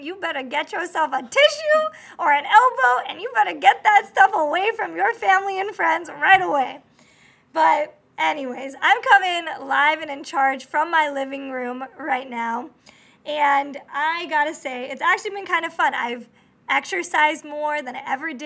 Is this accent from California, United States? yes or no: yes; Corona, California, United States; the town that I grew up